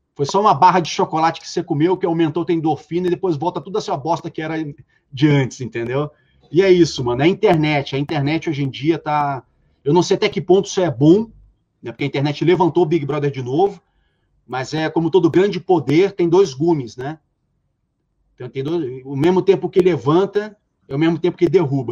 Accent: Rio de Janeiro, Brazil; de onde eu venho, do subúrbio carioca

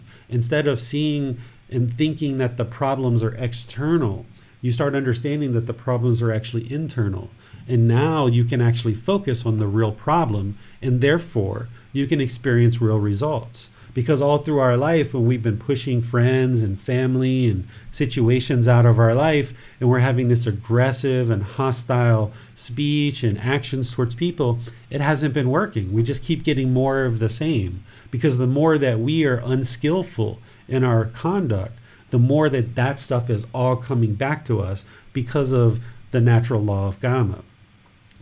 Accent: United States; I'm a American with a wife and a son, and I'm a Buddhist teacher

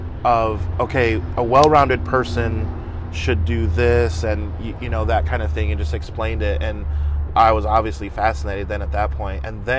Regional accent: California, United States; now in Fort Wayne, United States; I am originally from California. We moved out here so that my dad could go to the seminary here in Fort Wayne.

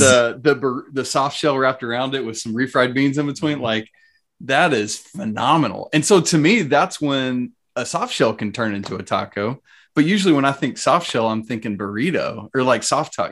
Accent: Atlanta, Georgia, United States; I grew up in the South, in on the South side of Atlanta

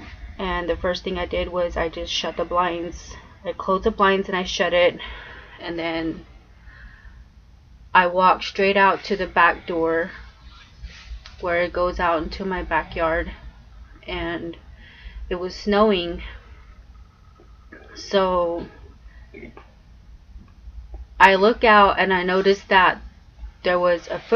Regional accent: Four Corners area, New Mexico, United States; I am from New Mexico. Four Corners area. I'm from the Four Corners and I was raised there.

